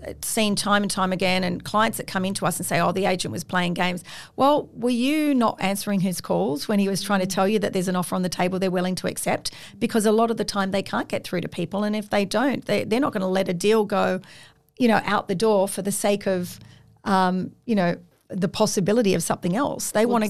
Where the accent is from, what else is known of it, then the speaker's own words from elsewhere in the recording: Sydney, New South Wales, Australia; look, I grew up on the Northern Beaches. I know the North Shore, the Eastern Suburbs I've also lived in.